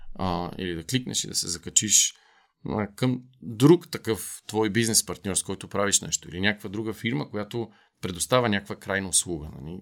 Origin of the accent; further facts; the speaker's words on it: Bulgaria; като българи сме много горди